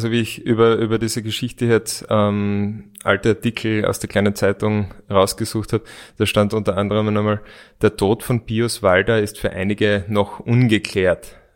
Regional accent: Graz, Styria, Austria; als Grazer, als Stadtmensch kennen wir da überhaupt nicht aus.

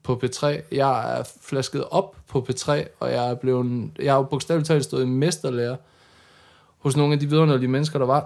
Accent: Denmark; jeg er fra Jylland

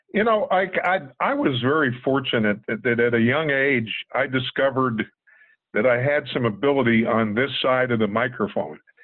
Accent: Pittsburgh, Pennsylvania, United States; in the Garfield section, I grew up on Fort Pitt Hill. And at night, we could see the, the light standards at Forbes Field

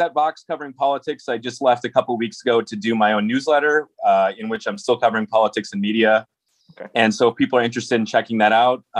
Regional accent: Minnesota, United States; moved away; I grew up in Minnesota.

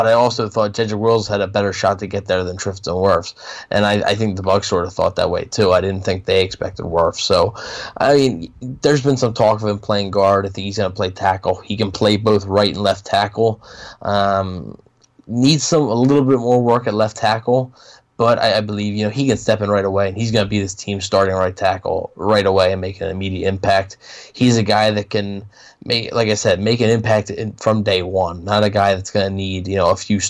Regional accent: Philadelphia, Pennsylvania, United States; I'm from Philly.

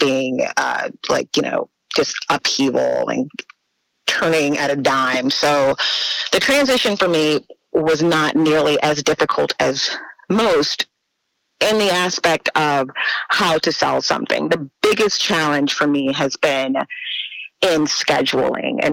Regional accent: New Orleans, Louisiana, United States; moved away as an adult; was born and raised in New Orleans.

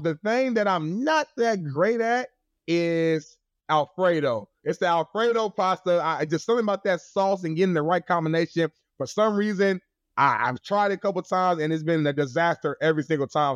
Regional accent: Indianapolis, Indiana, United States; I'm from Indianapolis

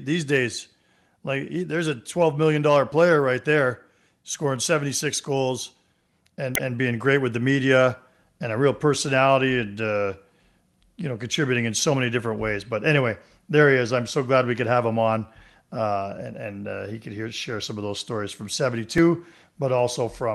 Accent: Ontario, Canada; I was a backshop boy, too, growing up in Ontario

